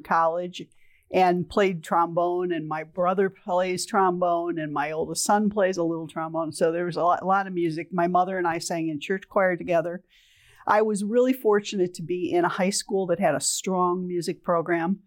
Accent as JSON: {"language": "English", "town": "Toledo", "region": "Ohio", "country": "United States", "also_born_or_lived": "Grand Rapids, Michigan", "moved": "as an adult", "said": "I'm originally from Toledo, Ohio"}